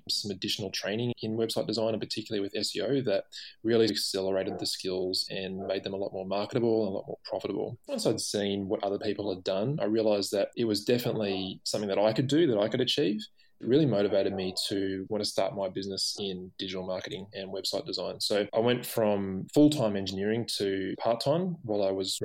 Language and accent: English; Canberra, Australian Capital Territory, Australia; now in Sydney, Australia; I grew up in Canberra